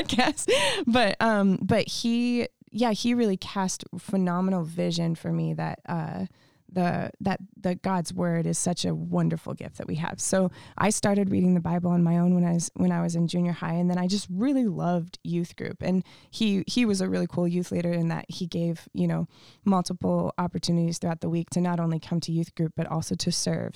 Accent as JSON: {"language": "English", "region": "Montana", "country": "United States", "tie": "born or raised there", "also_born_or_lived": "Canada", "moved": "yes", "lives_now": "California, United States", "said": "we moved to Montana when I was five years old"}